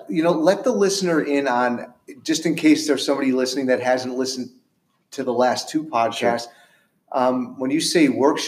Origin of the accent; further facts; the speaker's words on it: New York, United States; We have one. My hometown.